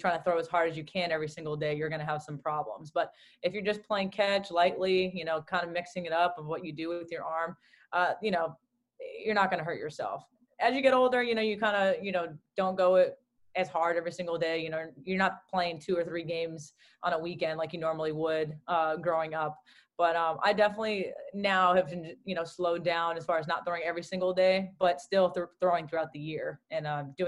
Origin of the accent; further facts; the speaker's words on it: Newton, Massachusetts, United States; growing up in Newton, Massachusetts. My dad just wanted to get me out of the house when the weather was nice